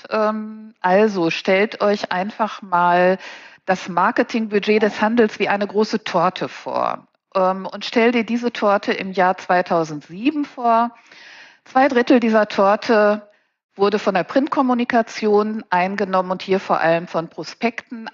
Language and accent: German; Paderborn, North Rhine-Westphalia, Germany; moved away as an adult; now in Cologne, Germany; ich bin Ostwestfälin mit Leib und Seele. Paderborn ist also meine Heimat